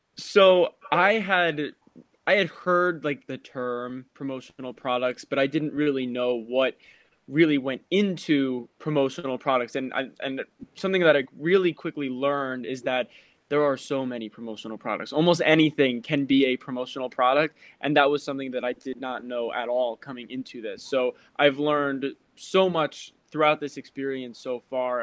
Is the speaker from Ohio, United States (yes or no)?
no; Randolph, New Jersey, United States; I am from Randolph, New Jersey. That's where I am right now.